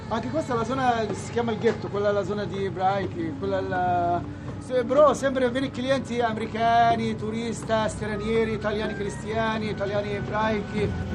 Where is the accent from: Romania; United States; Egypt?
Egypt; Italian is a second language; now in Rome, Italy; io sono egiziano, cristiano